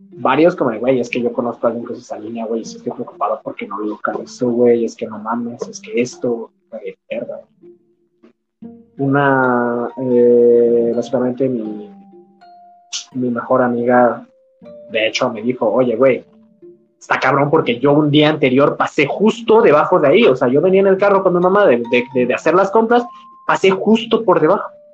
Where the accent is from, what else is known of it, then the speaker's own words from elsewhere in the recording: Mexico; soy, soy mexicano